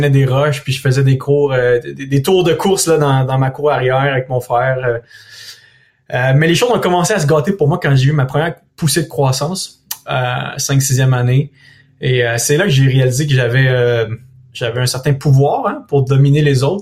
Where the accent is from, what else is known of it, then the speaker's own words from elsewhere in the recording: Thetford Mines, Quebec, Canada; born there; je suis né à Thetford Mines, dans une auto qui roulait à 80 km à l'heure sur un boulevard